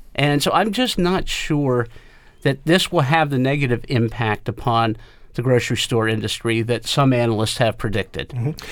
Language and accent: English; South Central Pennsylvania, United States; growing up in the South Central Pennsylvania area and, and still being here